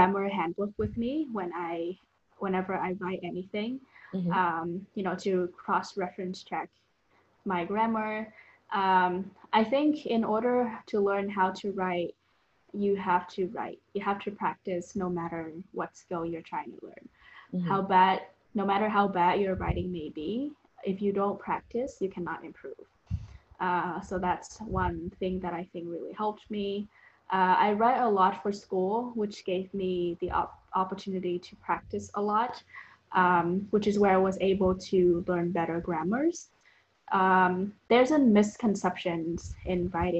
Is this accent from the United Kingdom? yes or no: no; Vietnam; English is a second language; moved away as an adult